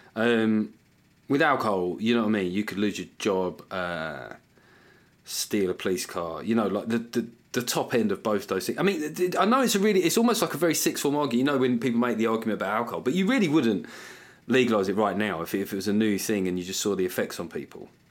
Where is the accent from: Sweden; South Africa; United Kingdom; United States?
United Kingdom; what I love about being British